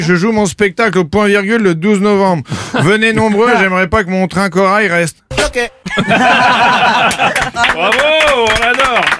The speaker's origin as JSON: {"language": "French", "town": "Caen", "region": "Normandy", "country": "France", "said": "on vient tous les deux de Caen"}